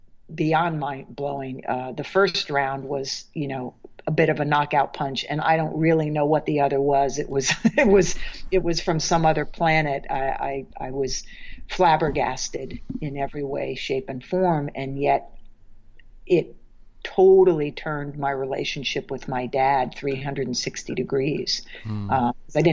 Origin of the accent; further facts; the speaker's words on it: Maryland, United States; now in New York, United States; I'm from Maryland